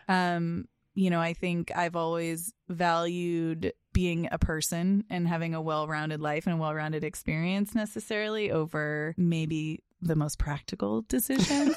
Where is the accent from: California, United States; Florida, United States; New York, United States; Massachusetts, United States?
Massachusetts, United States; Boston; also born or lived in Chicago; I grew up in the Boston area